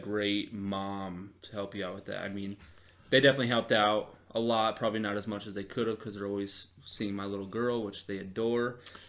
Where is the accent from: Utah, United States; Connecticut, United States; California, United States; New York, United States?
Utah, United States; Salt Lake City; I grew up in Salt Lake, and I'm also not Mormon, so something kind of funny about me, big family from Salt Lake, not Mormon.